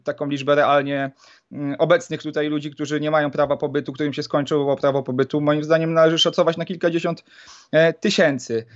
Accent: Poland; pochodzę e, z nadmorskiego e, miasteczka

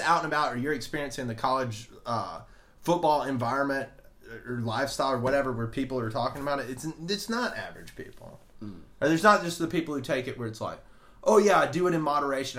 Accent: Alabama, United States; I'm from Alabama

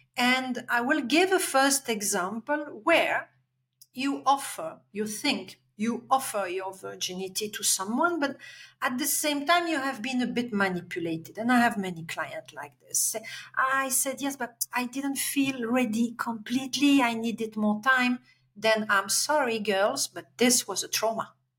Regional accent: Belgium; English is a second language; moved away; I'm Belgian, I'm coming from Europe.

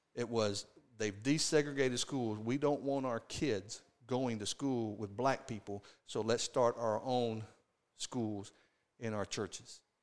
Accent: the South, United States; growing up in the South

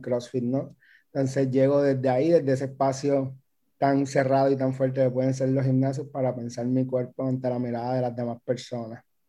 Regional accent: Puerto Rico; moved away; also born or lived in Mexico; soy un migrante que vuelve, acabo de volver a Puerto Rico hace unos meses

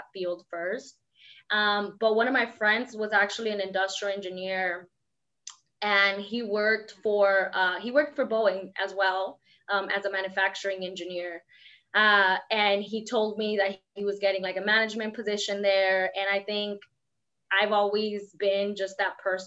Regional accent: La Puente, California, United States; I grew up in La Puente my whole life. So, I grew up in the projects of La Puente

